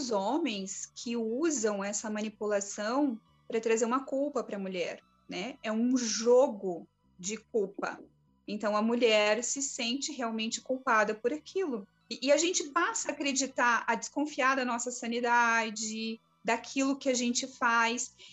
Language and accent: Portuguese; Florianópolis, Santa Catarina, Brazil